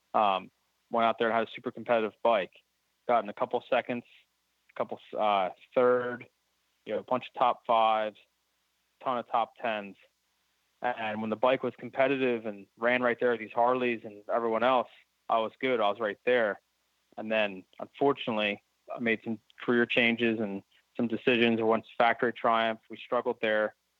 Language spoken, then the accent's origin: English; Pennsylvania, United States; growing up in Pennsylvania and we have definitely have four seasons here